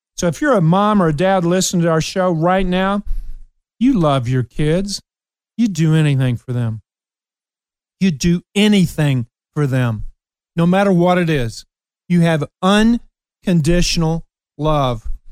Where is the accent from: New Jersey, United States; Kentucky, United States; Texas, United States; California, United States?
Kentucky, United States; Ashland; moved away; I went back to my hometown, Ashland, Kentucky